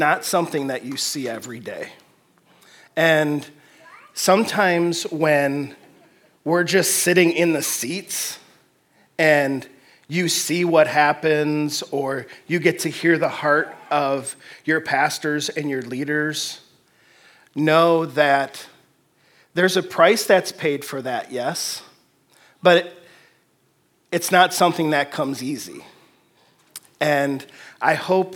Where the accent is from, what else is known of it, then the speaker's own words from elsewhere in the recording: Detroit, Michigan, United States; now in Fort Wayne, United States; I'm originally from the Detroit area